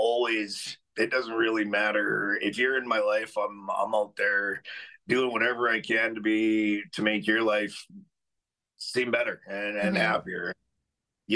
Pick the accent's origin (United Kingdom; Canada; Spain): Canada; Alberta; I grew up in Alberta my whole life.